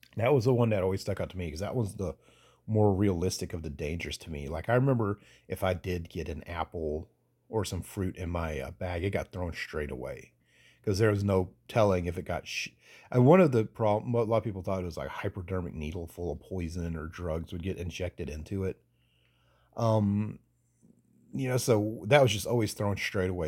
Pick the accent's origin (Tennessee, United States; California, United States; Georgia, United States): Georgia, United States; Statesboro; moved away; also born or lived in Atlanta suburbs, Georgia; I moved away from Statesboro, Georgia, into the s, suburbs of Atlanta